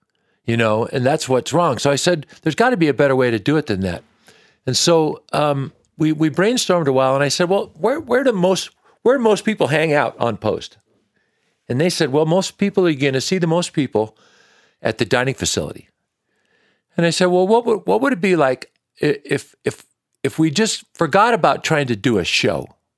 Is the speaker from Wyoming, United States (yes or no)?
no; Washington, United States; I grew up in Washington State.